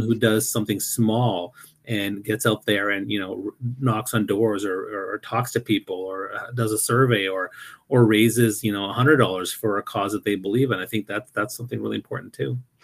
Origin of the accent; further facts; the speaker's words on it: New Brunswick, Canada; moved away; also born or lived in Toronto; I never really experienced that much racism uh, growing up in New Brunswick